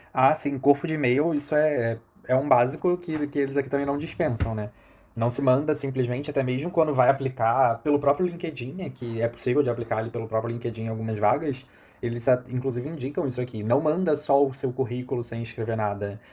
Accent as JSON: {"language": "Portuguese", "country": "Brazil", "first_language": "Portuguese", "moved": "yes", "lives_now": "Portugal", "said": "eu indico que é minha língua nativa, né? Mas que eu sou do Brasil"}